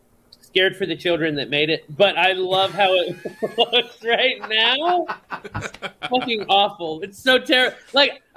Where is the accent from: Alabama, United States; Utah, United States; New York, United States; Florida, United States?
Florida, United States; I am from Florida